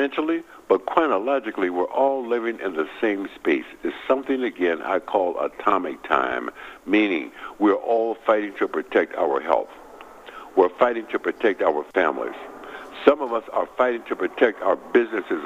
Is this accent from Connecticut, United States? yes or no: no; Milwaukee, Wisconsin, United States; moved away; my hometown, Milwaukee, Wisconsin